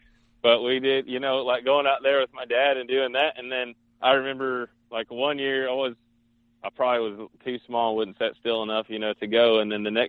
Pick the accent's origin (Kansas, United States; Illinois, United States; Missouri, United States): Kansas, United States; And so growing up in Southeast Kansas, you know, there's giant deer all over the place.